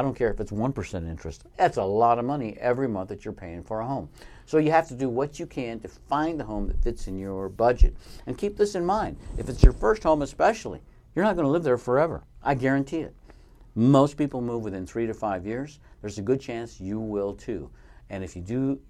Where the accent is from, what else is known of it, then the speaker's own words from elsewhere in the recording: Colorado, United States; moved away as an adult; also born or lived in Arizona; I left my home state of Colorado for better opportunities